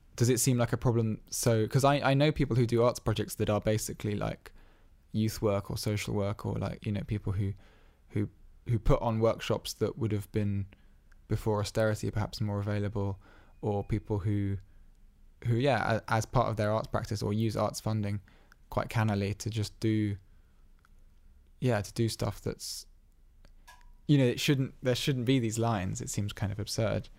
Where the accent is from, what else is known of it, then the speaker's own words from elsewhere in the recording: England, United Kingdom; twenty-three years of being around English people